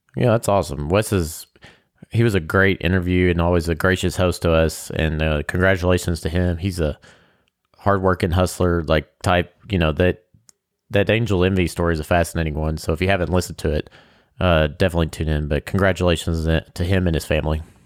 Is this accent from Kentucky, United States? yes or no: yes; Kentucky, United States; we are from Kentucky